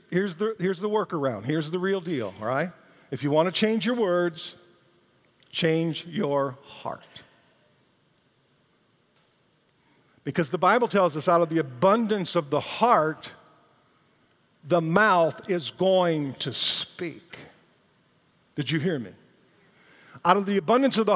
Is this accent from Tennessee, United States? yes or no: no; Detroit, Michigan, United States; I was from Detroit